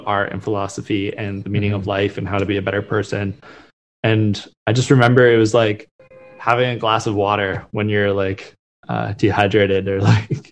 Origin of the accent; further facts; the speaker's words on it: Vancouver, British Columbia, Canada; also born or lived in Halifax; I grew up in Vancouver, spent my whole life there